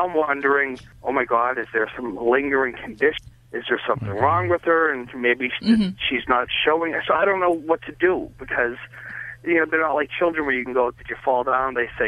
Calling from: Boston, Massachusetts, United States; I'm calling from Boston.

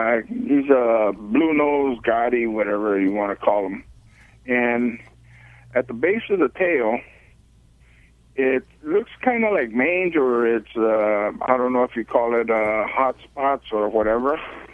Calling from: Azusa, California, United States; Azusa, California.

